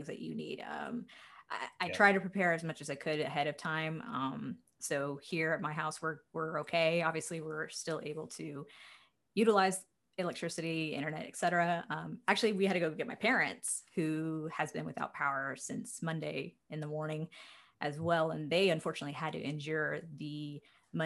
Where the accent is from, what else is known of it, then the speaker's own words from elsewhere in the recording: Houston, Texas, United States; My hometown